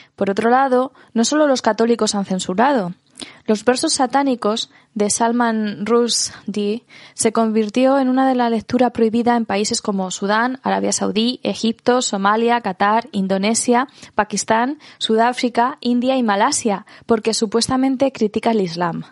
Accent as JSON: {"language": "Spanish", "country": "Spain"}